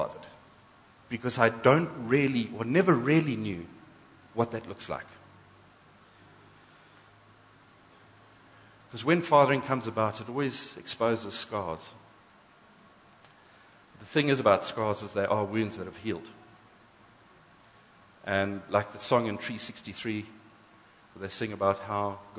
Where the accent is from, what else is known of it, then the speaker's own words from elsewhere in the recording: South Africa; we're first black, white, English, Afrikaans, Zulu, and then we're South African.